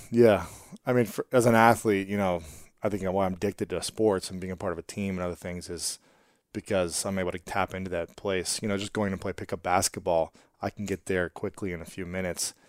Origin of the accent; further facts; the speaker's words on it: Delaware, Ohio, United States; I'm actually from Delaware, Ohio